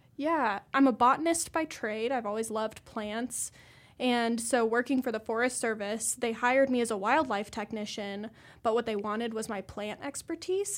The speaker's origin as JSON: {"language": "English", "region": "Colorado", "country": "United States", "also_born_or_lived": "Nebraska / Idaho", "moved": "as an adult", "lives_now": "Missoula, United States", "said": "I'm from Colorado originally, went to Nebraska"}